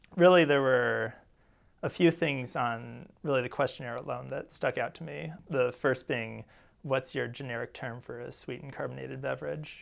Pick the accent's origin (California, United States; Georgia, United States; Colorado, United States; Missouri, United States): Missouri, United States; St. Louis; I'm from Saint Louis